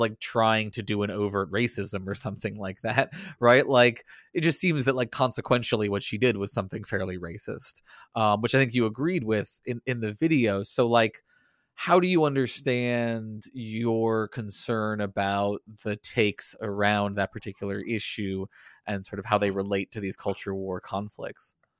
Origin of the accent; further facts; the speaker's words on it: the South, United States; growing up in the South